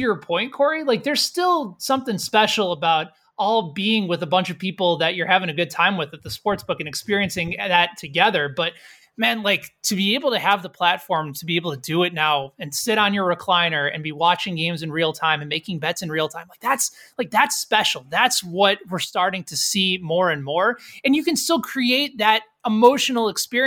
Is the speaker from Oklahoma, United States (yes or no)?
no; Illinois, United States; my home state of Illinois